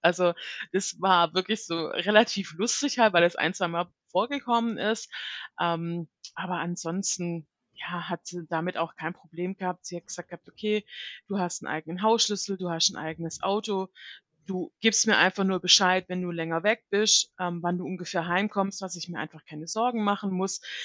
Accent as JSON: {"language": "German", "country": "Germany", "also_born_or_lived": "United States", "said": "bei uns in Deutschland"}